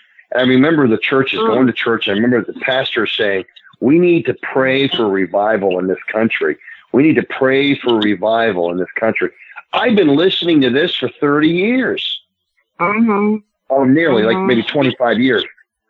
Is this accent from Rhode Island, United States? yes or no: yes; Rhode Island, United States; my home state, Rhode Island, which is where I grew up.